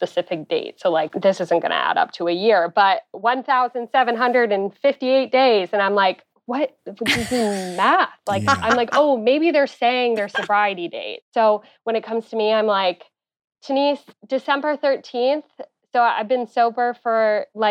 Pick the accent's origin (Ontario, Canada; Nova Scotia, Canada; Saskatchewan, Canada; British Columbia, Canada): Ontario, Canada; Ottawa; I'm from Ottawa, Canada